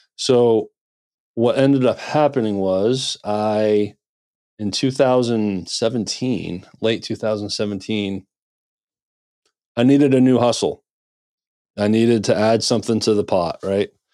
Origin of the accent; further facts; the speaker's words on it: Maine, United States; also born or lived in Nashville, Tennessee; now in Memphis, United States; I'm originally from Maine, so I kinda started there